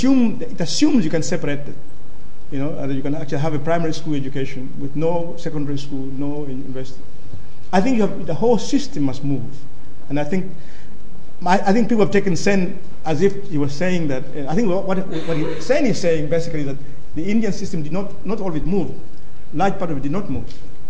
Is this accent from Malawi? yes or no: yes; Malawi; I'm from Malawi, it's a very poor country